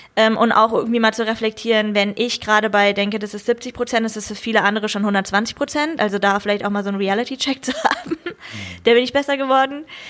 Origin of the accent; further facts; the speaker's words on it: Germany; für mich als Deutsche